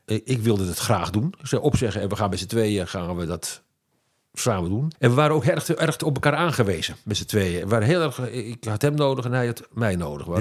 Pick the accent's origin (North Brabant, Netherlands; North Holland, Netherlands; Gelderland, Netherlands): North Holland, Netherlands; Amsterdam; mij in oktober 44 in Amsterdam hè, op de wereld bracht